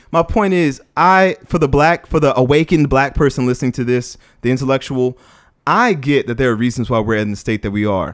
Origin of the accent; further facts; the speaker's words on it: New Orleans, Louisiana, United States; moved away; also born or lived in Washington, D.C. / Los Angeles; growing up in New Orleans, living in D C, being in L A, working with the kids there